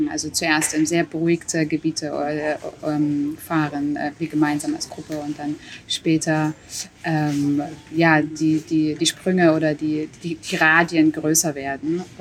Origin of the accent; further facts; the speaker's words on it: Dresden, Saxony, Germany; ich bin auch in Dresden aufgewachsen und ähm, bin auch damals in Dresden nicht Fahrrad gefahren